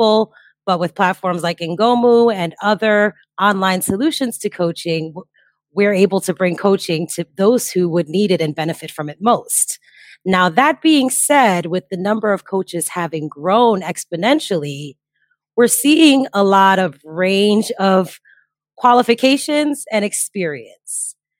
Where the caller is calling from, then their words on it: Bali, Indonesia; Well, I am joining you from Bali, Indonesia, where it is currently 4 a.m., so not quite sunlight yet.